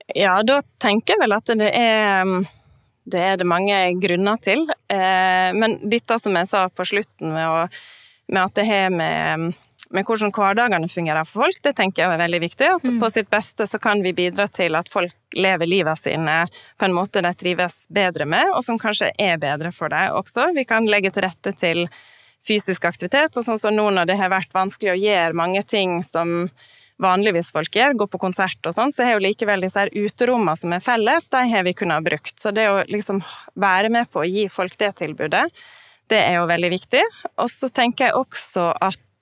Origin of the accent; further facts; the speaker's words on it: Norway; also born or lived in Oslo; now in Northern Norway; Jeg er jo ikke fra Nord-Norge, men jeg er fra en liten plass